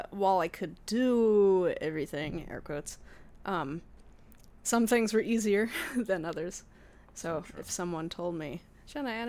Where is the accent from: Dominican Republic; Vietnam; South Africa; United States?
United States; New York; moved away as an adult; now in Montreal, Canada; I need to know what it's like as a New Yorker